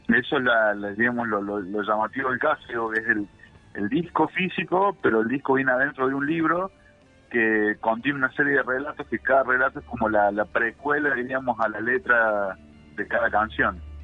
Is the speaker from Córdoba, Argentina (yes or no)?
yes; Villa María, Córdoba, Argentina; somos de Villa María, acá de la provincia de Córdoba